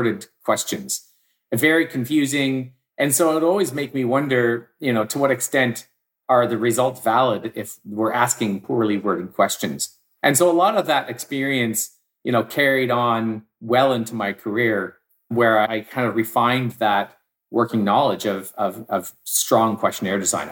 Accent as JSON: {"language": "English", "town": "Victoria", "region": "British Columbia", "country": "Canada", "tie": "born or raised there", "also_born_or_lived": "Vancouver", "said": "I grew up in Victoria. I moved to Vancouver"}